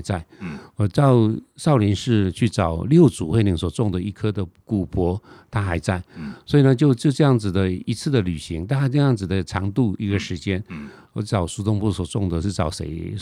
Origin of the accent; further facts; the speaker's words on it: Taiwan; also born or lived in Tainan; 我们台湾人就傻傻地以为说是荷兰人